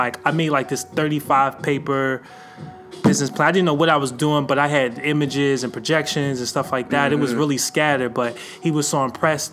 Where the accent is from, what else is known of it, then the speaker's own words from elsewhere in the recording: Pittsburgh, Pennsylvania, United States; I grew up in Garfield in Pittsburgh. That's on the east side